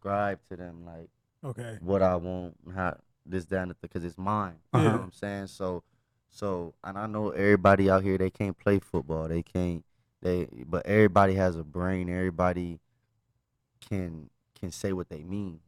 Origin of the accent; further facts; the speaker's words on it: Dallas, Texas, United States; also born or lived in Florida; now in Las Vegas, United States; my hometown, circle back to Dallas